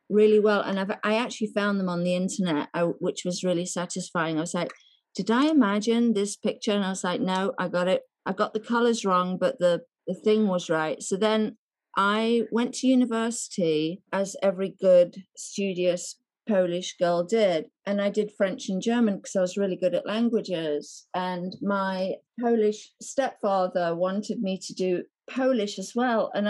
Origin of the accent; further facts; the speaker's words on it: Nottingham, East Midlands, United Kingdom; but because I was from Nottingham